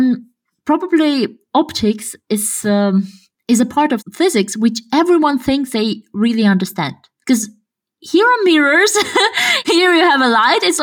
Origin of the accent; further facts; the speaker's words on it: Kazakhstan; English is a second language; English accent is quite like you cannot tell that I'm from Kazakhstan.